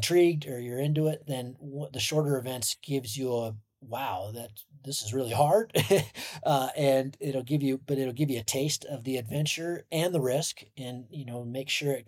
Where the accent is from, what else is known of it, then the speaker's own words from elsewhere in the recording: Sun Valley, Idaho, United States; I trained in my hometown in Sun Valley